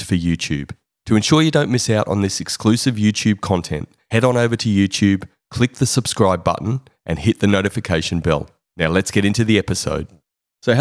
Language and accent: English; Queensland, Australia; I'm a passionate Queenslander